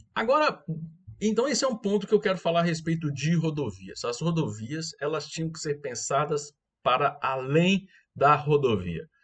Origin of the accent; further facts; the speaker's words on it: Goiânia, Goiás, Brazil; eu sou de Goiânia, moro em Goiânia, e como todo bom goiano